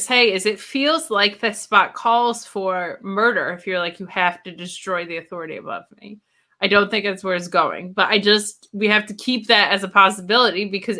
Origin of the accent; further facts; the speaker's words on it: United States; I'm an American.